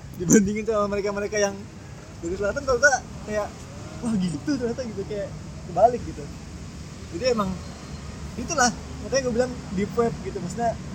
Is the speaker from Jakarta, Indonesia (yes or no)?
yes; Jakarta, Indonesia; Anak periuk